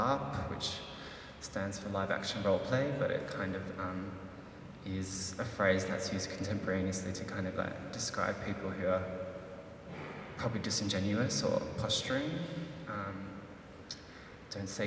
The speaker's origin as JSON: {"language": "English", "country": "Philippines", "said": "me being Filipino"}